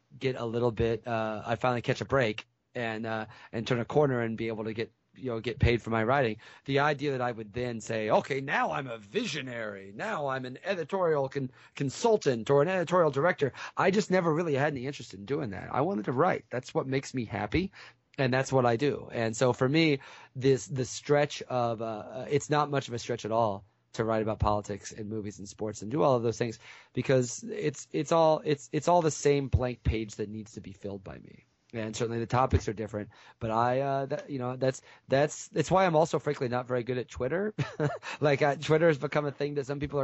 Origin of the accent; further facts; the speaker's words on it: Central Illinois, United States; I didn't grow up in St. Louis itself. I grew up in Central Illinois